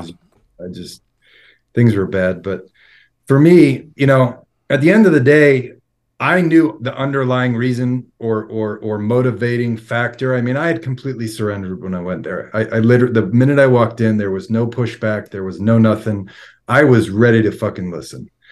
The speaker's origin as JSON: {"language": "English", "area": "Long Island", "region": "New York", "country": "United States", "tie": "born or raised there", "also_born_or_lived": "Florida", "moved": "as an adult", "lives_now": "Salt Lake City, United States", "said": "I've been born and raised on Long Island and lived in New York most of my life"}